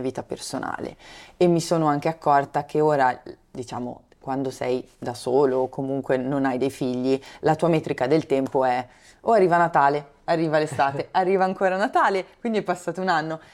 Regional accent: Brianza, Lombardy, Italy; io sono originaria della Brianza, ho studiato a Milano, ho fatto quindi negli anni dell'università avanti e indietro

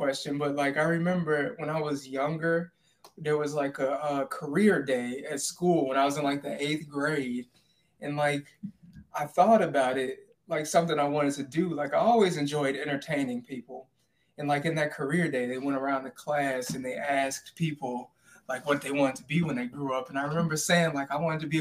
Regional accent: Chicago, Illinois, United States; moved away as an adult; also born or lived in Seattle area; now in Seattle, United States; I'm from Chicago originally

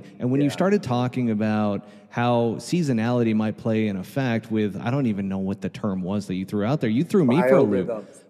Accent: New York, United States; I grew up in the Northeast in New York

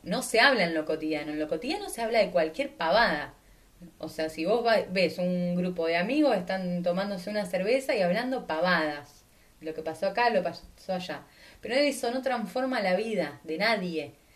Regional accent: Argentina; soy de Argentina, entonces obviamente que tengo un montón de cosas de ahí porque en mi mente capturó un montón de creencias de ese lugar.

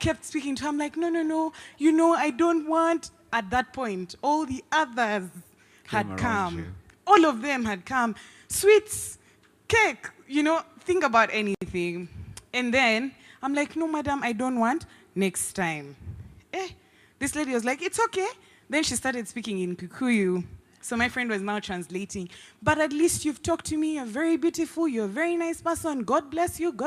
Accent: Uganda; now in Nairobi, Kenya; I'm from Uganda.

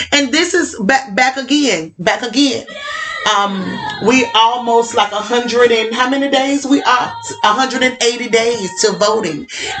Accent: Alabama, United States; I remember, you know, I'm from the South.

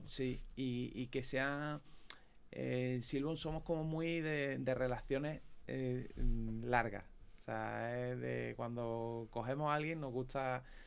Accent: Córdoba, Andalusia, Spain; nosotros unos cordobeses

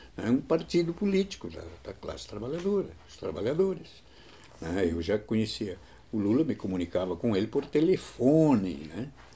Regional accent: São Luiz Gonzaga, Rio Grande do Sul, Brazil; also born or lived in Bossoroca; eu me criei em São Luís Gonzaga

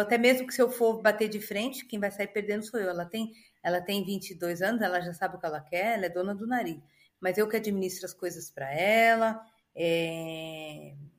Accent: Brazil; moved away as an adult; also born or lived in Alphaville / Monaco; now in Dubai, United Arab Emirates; eu nasci no Brasil, eu sou brasileira, vou morrer brasileira amo o Brasil.

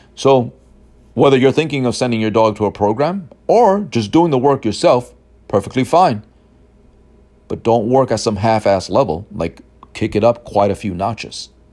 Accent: New York City, New York, United States; I grew up in Brooklyn and then Queens in the city

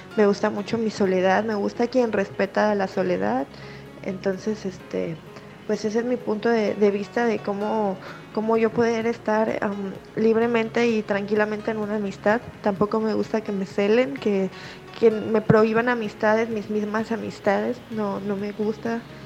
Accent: Manzanillo, Colima, Mexico; soy de Manzanillo, Colima

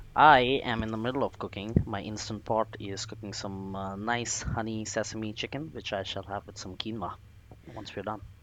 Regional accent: Kolkata, West Bengal, India; moved away as an adult; now in Boston, United States; I'm originally from Kolkata, India

